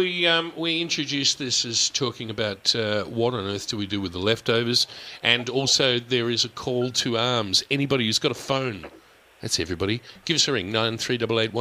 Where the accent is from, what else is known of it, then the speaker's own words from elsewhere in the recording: Australia; I'm an Aussie